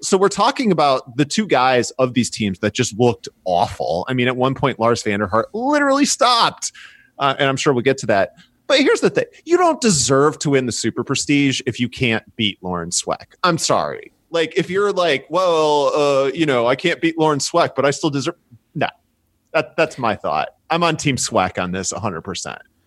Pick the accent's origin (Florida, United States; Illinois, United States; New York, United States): Illinois, United States; Chicago; I'm from Chicago